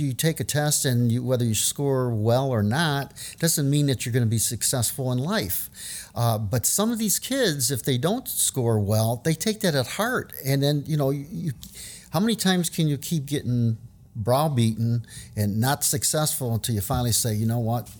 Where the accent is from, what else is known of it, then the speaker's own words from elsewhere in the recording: New Orleans, Louisiana, United States; I grew up in New Orleans